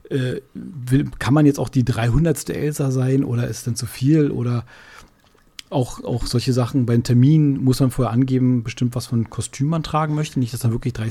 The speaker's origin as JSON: {"language": "German", "region": "Berlin", "country": "Germany", "said": "Wir, man muss dazu sagen, wir sind ja beide Berliner."}